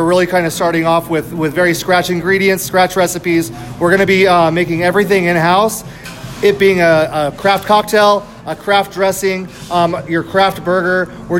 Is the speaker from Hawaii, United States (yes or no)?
no; Texas, United States; now in Tucson, United States; So I have roots in the South as well. So I come from Texas. I have family in Texas.